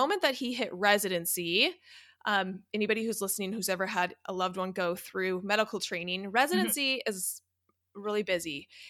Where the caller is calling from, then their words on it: California, United States; I'm in Southern California, about 10 minutes from Disneyland.